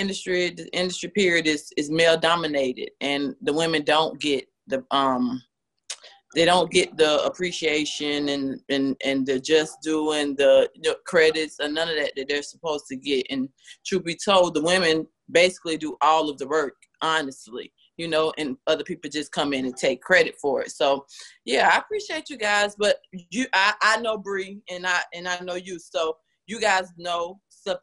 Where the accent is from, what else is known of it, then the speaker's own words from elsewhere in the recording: Tampa, Florida, United States; moved away as an adult; now in Atlanta, United States; I'm originally from Tampa, Florida. So that's what led me to Atlanta.